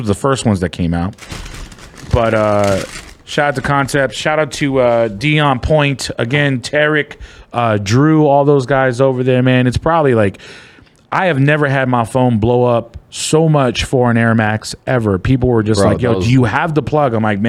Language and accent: English; Philippines; I mean, I'm Filipino.